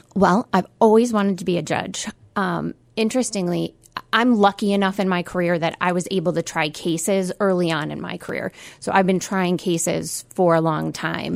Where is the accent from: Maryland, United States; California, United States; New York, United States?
New York, United States; Utica; also born or lived in Albany, New York / Syracuse, New York; I grew up in South Utica